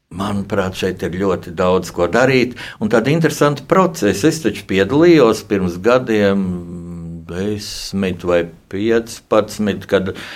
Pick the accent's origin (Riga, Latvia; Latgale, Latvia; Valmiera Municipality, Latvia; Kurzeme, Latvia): Riga, Latvia; es arī esmu dzimis Rīgā